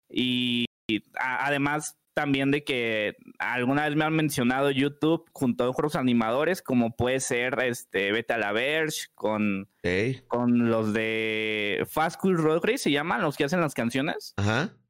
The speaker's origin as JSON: {"language": "Spanish", "region": "Puebla", "country": "Mexico", "said": "Soy de la ciudad de Puebla, tengo 22"}